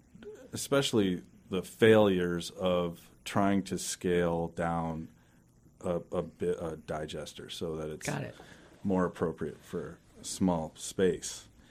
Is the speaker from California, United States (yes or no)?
no; Everett, Washington, United States; I'm from Everett.